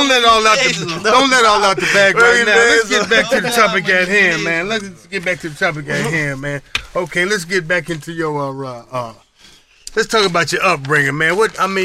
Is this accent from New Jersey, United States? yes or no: no; Colorado, United States; now in New York, United States; I was born and raised in Colorado, but I come up here way back, man, in 84